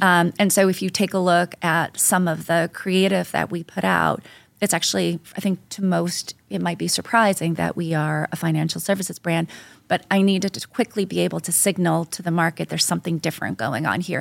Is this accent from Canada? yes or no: yes; Canada; moved away as an adult; now in New York, United States; I'm, I'm originally from Canada